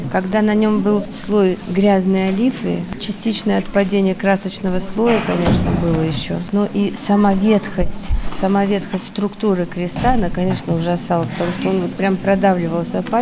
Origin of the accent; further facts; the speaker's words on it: Krasnodar, Krasnodar Krai, Russia; Из Краснодара, да.